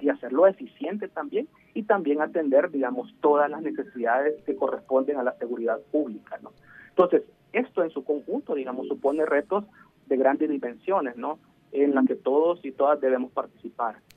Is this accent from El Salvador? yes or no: yes; El Salvador; como salvadoreños y salvadoreños